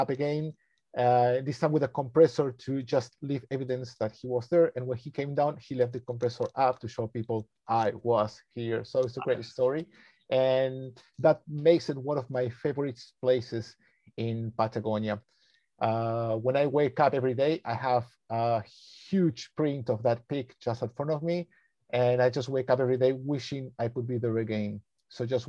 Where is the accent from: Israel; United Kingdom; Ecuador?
Ecuador; also born or lived in Argentina; I was born in Argentina in the 80s, and just a few days after I was born, my father took the family to live to Ecuador, and I grew up right there on his farm.